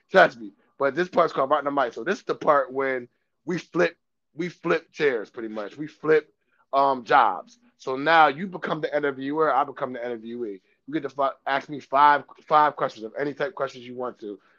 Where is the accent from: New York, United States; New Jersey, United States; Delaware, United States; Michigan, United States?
Delaware, United States; Dover; I'm from Dover, born and raised